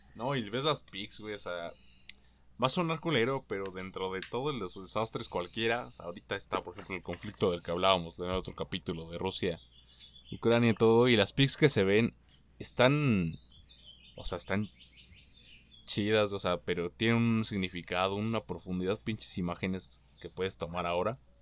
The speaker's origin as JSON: {"language": "Spanish", "country": "Mexico", "said": "En mi país todo conservador"}